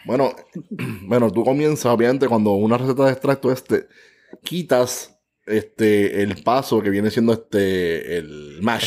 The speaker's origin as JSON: {"language": "Spanish", "town": "San Juan", "country": "Puerto Rico", "tie": "born or raised there", "said": "natural de San Juan, Puerto Rico"}